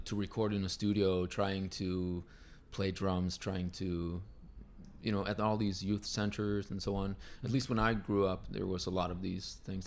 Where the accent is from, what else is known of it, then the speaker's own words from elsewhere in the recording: Uruguay; moved away; I'm from South America, from yeah. Uruguay